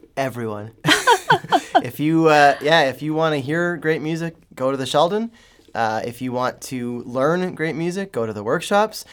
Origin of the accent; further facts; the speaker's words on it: Ontario, Canada; now in St. Louis, United States; I was growing up in Ontario